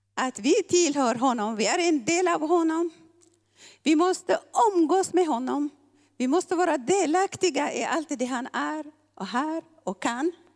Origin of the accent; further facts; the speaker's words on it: Eritrea; moved away; vi eritreaner